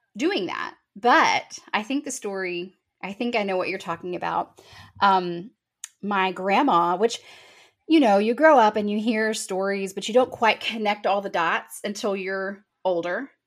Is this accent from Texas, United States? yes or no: yes; Texas Hill Country, United States; moved away as an adult; now in Calallen, United States; moved to the Hill Country for, um, I guess, elementary school. And I grew up there for the most of my life and love being a Hill Country girl